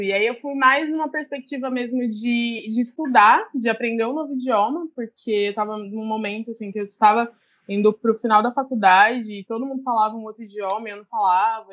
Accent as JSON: {"language": "Portuguese", "town": "Ribeirão Preto", "region": "São Paulo", "country": "Brazil", "moved": "yes", "lives_now": "São Paulo, Brazil", "said": "eu sou do interior de São Paulo, Ribeirão Preto, é, mas atualmente eu moro em São Paulo"}